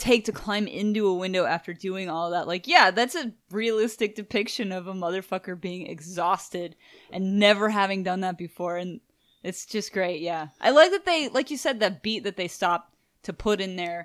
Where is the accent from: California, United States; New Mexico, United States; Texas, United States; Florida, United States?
Texas, United States; Houston; we're from Houston, Texas